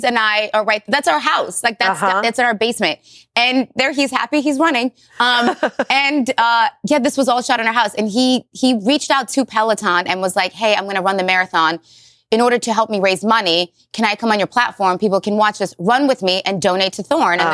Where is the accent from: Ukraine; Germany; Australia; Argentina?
Ukraine; now in United States; I was from Ukraine